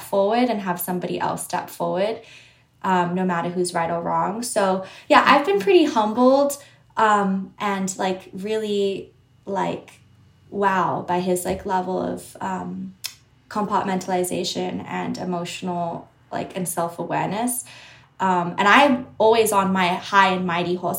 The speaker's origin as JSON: {"language": "English", "town": "Sydney", "region": "New South Wales", "country": "Australia", "tie": "born or raised there", "accent": "Australian", "moved": "yes", "lives_now": "New York, United States", "said": "I grew up in Sydney. I grew up in, um, I didn't grow up in the suburbs. I grew up like quite city centered."}